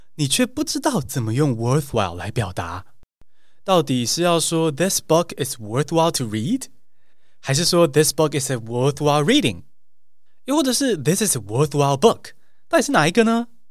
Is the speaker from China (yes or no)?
no; Taiwan; 我也是台湾土生土长学英文的